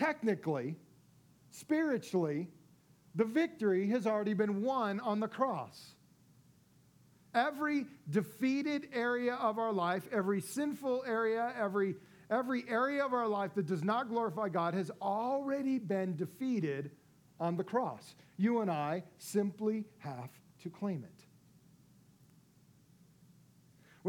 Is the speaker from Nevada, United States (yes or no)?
yes; Las Vegas, Nevada, United States; my hometown of Las Vegas